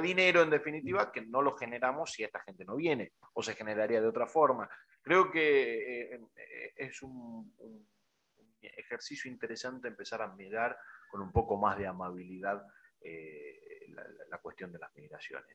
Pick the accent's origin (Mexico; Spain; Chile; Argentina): Argentina; also born or lived in Bolivia; Yo tengo 45 años, pero vivo desde los 8 en Argentina soy nacido en Bolivia, pero de padres argentinos, descendientes de italianos y de sirios